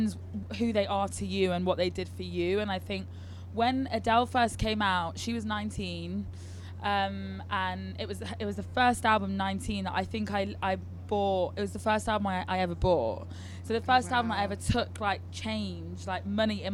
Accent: Leicester, East Midlands, United Kingdom; also born or lived in London; Leicester where I'm from

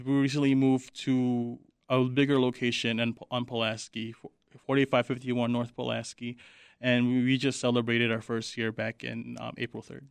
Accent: Manila, Metro Manila, Philippines; moved away; I grew up in Manila

